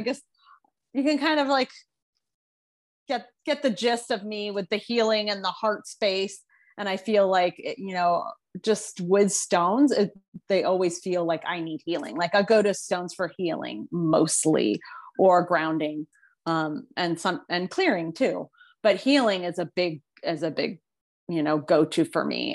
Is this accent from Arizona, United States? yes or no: yes; Phoenix, Arizona, United States; I was born and raised in Phoenix